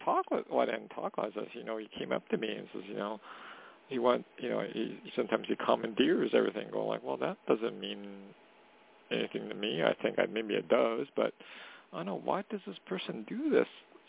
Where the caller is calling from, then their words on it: Canada; calling from Canada.